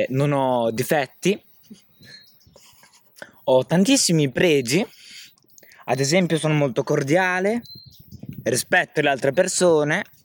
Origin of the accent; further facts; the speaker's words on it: San Benedetto del Tronto, Marche, Italy; mi presento … vengo da San Benedetto del Tronto